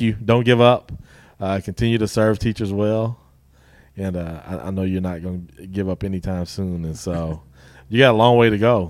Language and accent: English; Guthrie, Oklahoma, United States; I'm from Guthrie